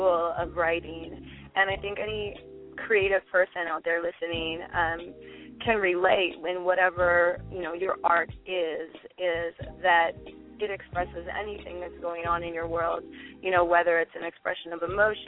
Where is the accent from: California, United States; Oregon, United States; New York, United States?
Oregon, United States; now in Los Angeles, United States; I'm originally from Oregon State, but I'm based in Los Angeles